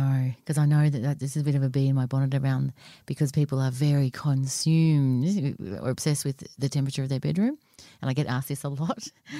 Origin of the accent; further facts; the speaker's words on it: Australia; growing up in Australia